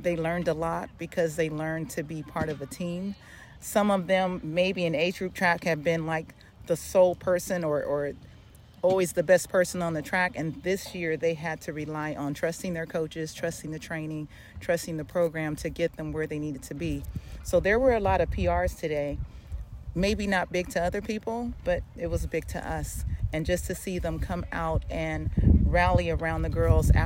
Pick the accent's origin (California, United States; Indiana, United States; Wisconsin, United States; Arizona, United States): California, United States; Long Beach; I'm from Long Beach, not LA.